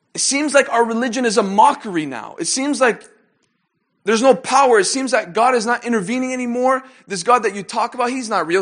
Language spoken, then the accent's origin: English; Canada; moved away; I had the opportunity and the privilege to grow up with them in, uh, my hometown in Canada. And since then, we all now live in different countries